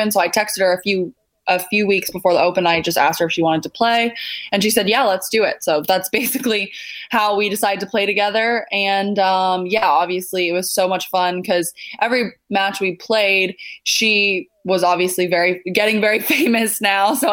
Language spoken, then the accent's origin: English; New Zealand; born there; also born or lived in Canada; Um, so yeah, I was born in New Zealand, um, and then my parents they were Canadian.